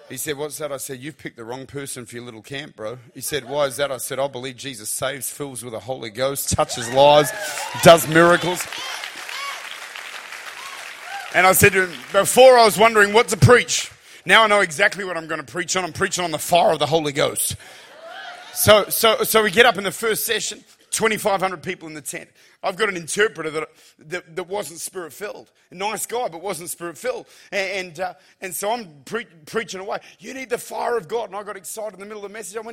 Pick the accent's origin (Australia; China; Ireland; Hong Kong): Australia; I'm Australian